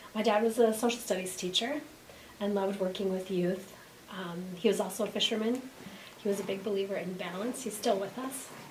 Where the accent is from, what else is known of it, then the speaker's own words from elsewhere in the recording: Chaska, Minnesota, United States; moved away; Originally born in a suburb of Minneapolis